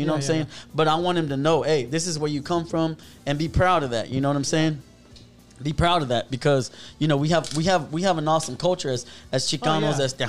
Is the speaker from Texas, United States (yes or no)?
yes; Houston, Texas, United States; I'm born and raised in Houston, right?